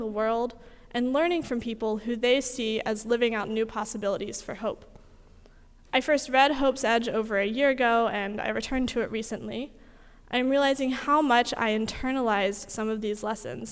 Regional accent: North Carolina, United States; I'm from North Carolina

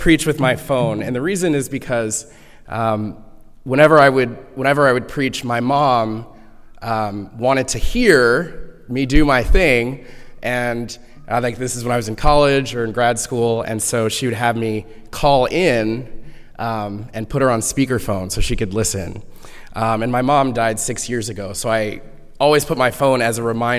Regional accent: Houston, Texas, United States; I grew up in Houston, Texas

